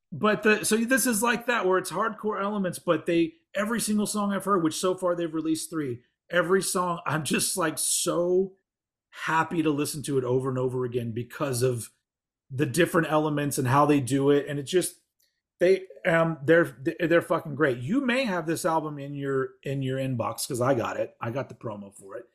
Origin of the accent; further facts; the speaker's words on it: Austin, Texas, United States; my hometown of Austin, Texas